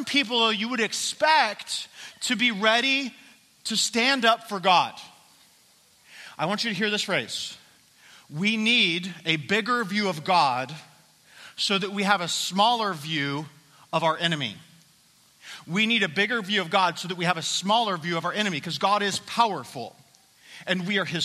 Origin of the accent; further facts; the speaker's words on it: Colorado, United States; I'm from Colorado